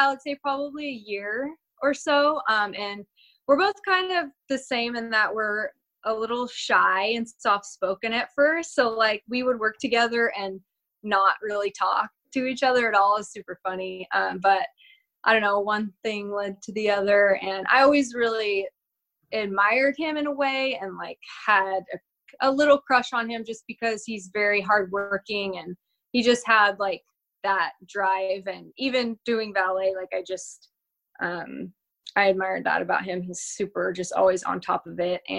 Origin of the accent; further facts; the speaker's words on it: Northern California, United States; also born or lived in San Diego; now in Huntington Beach, United States; I grew up in California, in Northern California, actually, um, where we are now at my at my dad's house, and I lived up here until I was 18